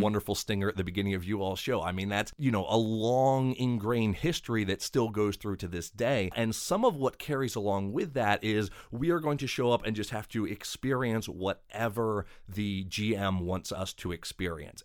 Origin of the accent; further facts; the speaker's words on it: Maryland, United States; now in Ohio, United States; I'm originally from Maryland